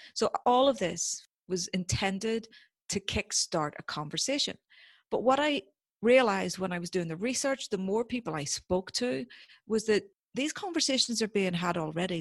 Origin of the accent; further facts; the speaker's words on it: Northern Ireland, United Kingdom; growing up in Northern Ireland during the Troubles